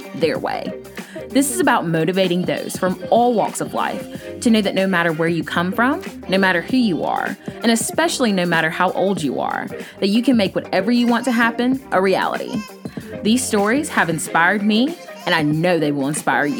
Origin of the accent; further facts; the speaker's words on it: Clanton, Alabama, United States; our small hometown of Clanton, Alabama